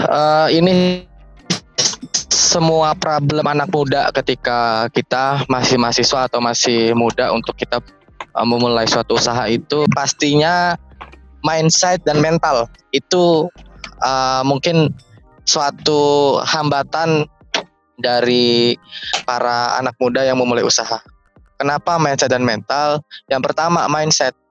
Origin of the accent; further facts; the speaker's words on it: Lampung, Indonesia; jadi saya ini asal dari Provinsi Lampung ya. Dan sedangkan Presiden University dari Bekasi Jawa Barat. Artinya saya merantau di Bekasi